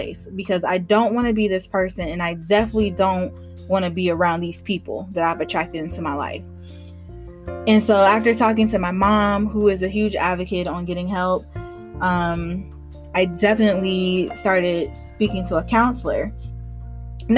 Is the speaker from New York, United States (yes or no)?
no; Georgia, United States; moved away as an adult; also born or lived in Charlotte, North Carolina; I love Georgia, grew up here, went to college here